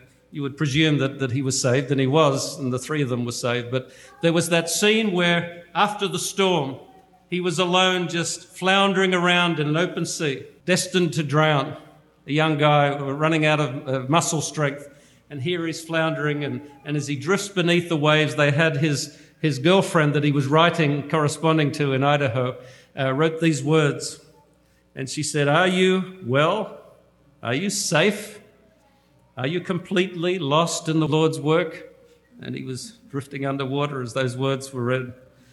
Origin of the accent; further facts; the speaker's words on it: Australia; moved away; I come from Australia